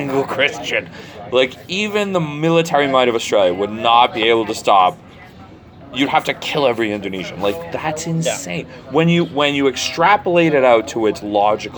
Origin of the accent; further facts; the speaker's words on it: United States; I'm Irish American. I'm third generation Irish American